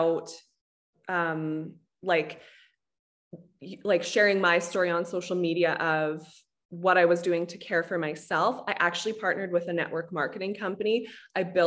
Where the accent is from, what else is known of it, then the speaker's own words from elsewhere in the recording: Canada; I'm Canadian